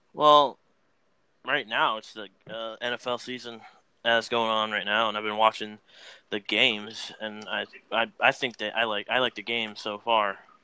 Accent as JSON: {"language": "English", "town": "Oklahoma City", "region": "Oklahoma", "country": "United States", "tie": "born or raised there", "said": "I was born in Oklahoma. I was, I was born in Oklahoma City."}